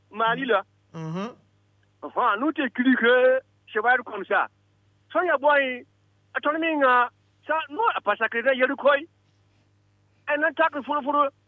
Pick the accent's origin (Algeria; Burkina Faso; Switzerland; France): Burkina Faso; …, je suis Burkinabé.